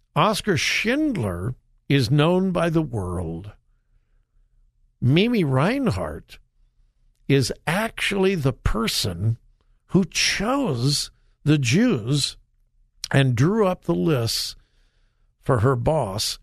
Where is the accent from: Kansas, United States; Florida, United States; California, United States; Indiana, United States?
California, United States; now in Ohio, United States; I grew up in California